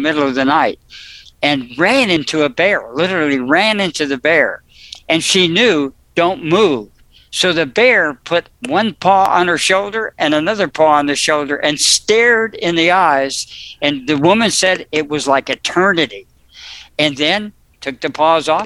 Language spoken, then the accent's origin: English; New Jersey, United States; I was born in New Jersey